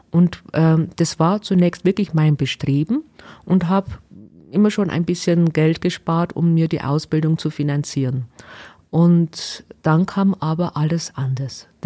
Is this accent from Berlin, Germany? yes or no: no; Waldkirch, Bavaria, Germany; Also ich bin aufgewachsen in Waldkirch in der Gemeinde Georgenberg, nahe äh, Flossenbürg. Und äh, ja, eigentlich ein kleines Dorf, wo keiner fast kennt.